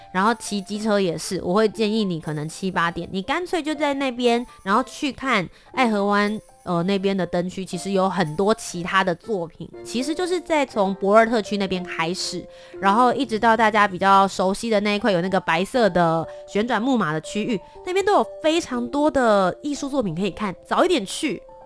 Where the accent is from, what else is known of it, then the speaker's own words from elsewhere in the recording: Kaohsiung, Taiwan; 我的家乡，高雄